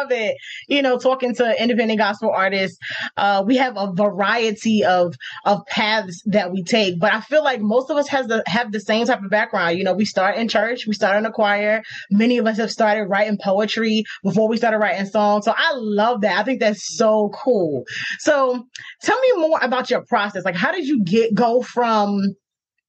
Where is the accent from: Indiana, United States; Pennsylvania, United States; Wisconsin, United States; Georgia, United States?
Georgia, United States; Norcross; accent: Southern; also born or lived in New York; I was raised in Norcross, Georgia, Gwinnett County